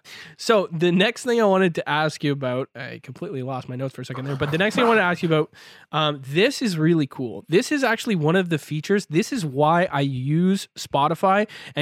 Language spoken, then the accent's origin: English; Ontario, Canada; now in Vancouver, Canada; I live now in Vancouver, BC. So obviously that's quite far, but I grew up in Ontario near Toronto.